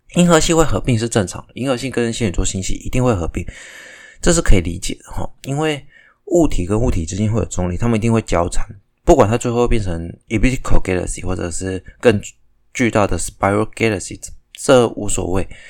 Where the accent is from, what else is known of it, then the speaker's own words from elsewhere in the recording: Taiwan; 我也是台湾人